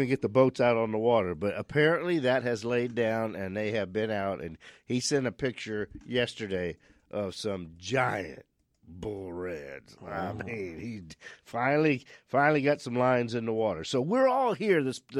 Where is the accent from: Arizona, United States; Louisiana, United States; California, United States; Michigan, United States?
Louisiana, United States; now in Phoenix, United States; We're from South Louisiana. We've landed in Phoenix in 1965. But still a lot of family back on the Southeast Coast and the Gulf Coast.